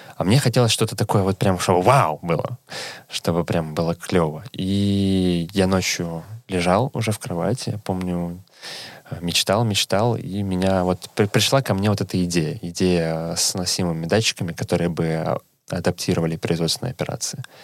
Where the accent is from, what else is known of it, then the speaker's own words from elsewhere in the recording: Saint Petersburg, Russia; moved away as an adult; now in Helsinki, Finland; я сам из Санкт-Петербурга